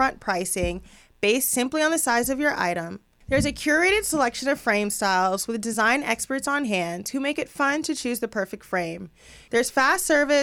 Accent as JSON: {"language": "English", "town": "Los Angeles", "region": "California", "country": "United States", "tie": "born or raised there", "said": "growing up out here in LA, there's people all over the place"}